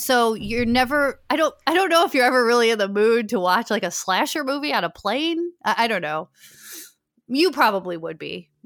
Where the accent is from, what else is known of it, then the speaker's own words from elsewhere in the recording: Chicago, Illinois, United States; moved away as an adult; also born or lived in New York / Los Angeles; now in Chicago, United States; I'm from Chicago